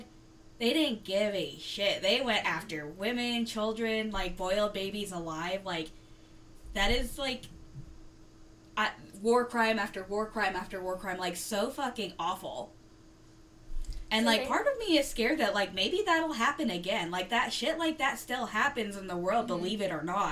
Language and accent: English; the South, United States; I was born in the U.S., I was born and raised in the South